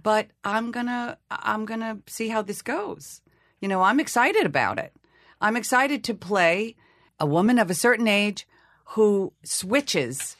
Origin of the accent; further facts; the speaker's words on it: Long Island, New York, United States; accent: Long Island; I was from Long Island. It would be hard to play Hedda Gabler when you're talking like this.